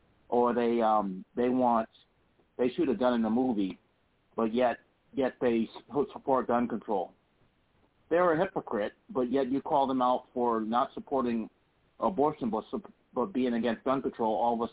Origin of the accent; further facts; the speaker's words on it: Washington, District of Columbia, United States; now in Charlottesville, United States; I'm from Charlottesville, Virginia, originally from Washington, D.C.